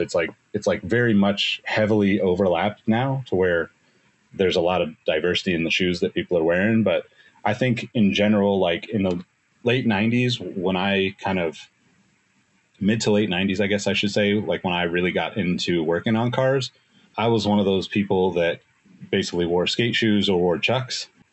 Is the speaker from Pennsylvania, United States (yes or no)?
no; Sacramento, California, United States; I was living in Sacramento at the time, my hometown